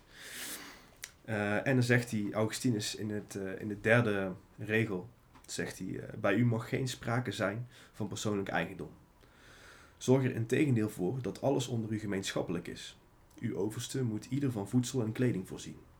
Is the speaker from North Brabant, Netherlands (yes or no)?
yes; North Brabant, Netherlands; als Brabander, als ondernemer